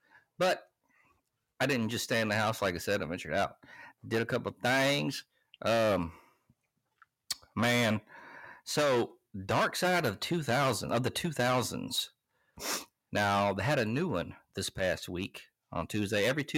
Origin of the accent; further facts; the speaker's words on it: West Dolomite, Alabama, United States; I'm from West Dolomite, Alabama.